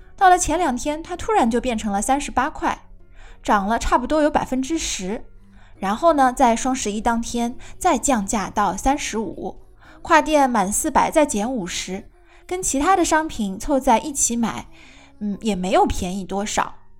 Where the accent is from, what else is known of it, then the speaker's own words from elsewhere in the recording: China; 我们中国人